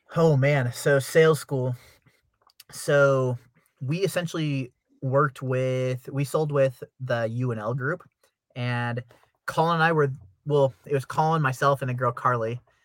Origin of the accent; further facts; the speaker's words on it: California, United States; moved away as an adult; also born or lived in Nebraska; I'm originally from California